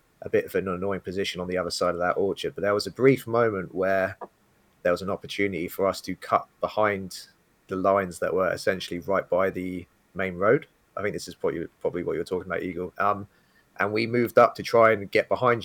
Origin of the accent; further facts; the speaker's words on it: United Kingdom; being British and my accent